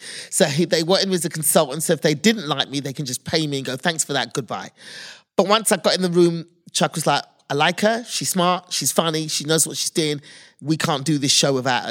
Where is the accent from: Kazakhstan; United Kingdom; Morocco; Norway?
United Kingdom; moved away as an adult; now in United States; as a kid 'cause I'm British